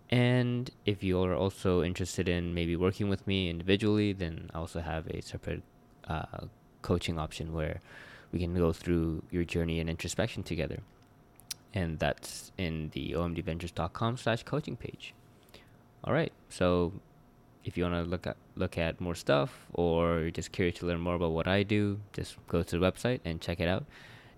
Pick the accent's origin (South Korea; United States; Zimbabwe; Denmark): South Korea; born there; also born or lived in Hong Kong / Vancouver / Toronto; because I was born in South Korea, but I lived in Hong Kong, I'd lived in Vancouver, Toronto, and just there's just so many different cultures that impacted my life.